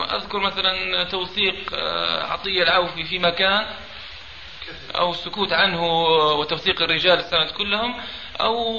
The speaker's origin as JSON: {"language": "Arabic", "country": "Libya", "moved": "yes", "said": "انا طالب ليبي هنا في الشريعه"}